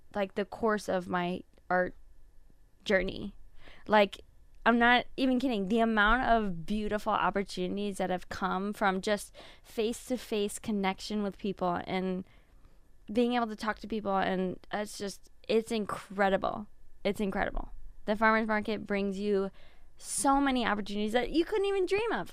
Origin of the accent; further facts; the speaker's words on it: Fort Wayne, Indiana, United States; I am from Fort Wayne, born and raised.